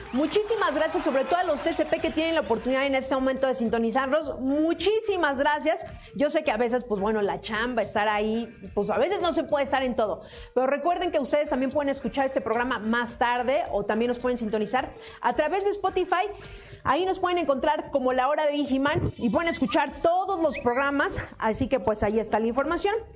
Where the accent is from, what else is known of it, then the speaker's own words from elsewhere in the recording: Mexico City, Mexico; así cuando era pequeña, decían, hace mucho calor, estamos a 24 grados centígrados, ¿saben? Y por ejemplo, de esos de 24 grados centígrados, pues ya aquí por lo menos en la Ciudad de México sentíamos que hacía mucho calor